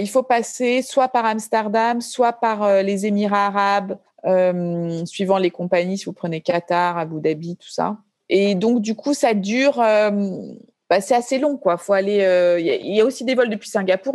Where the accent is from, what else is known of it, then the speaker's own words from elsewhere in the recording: Paris, Île-de-France, France; moved away as an adult; also born or lived in Béziers, France; now in Bali, Indonesia; Je viens de Paris, j'ai grandi à Paris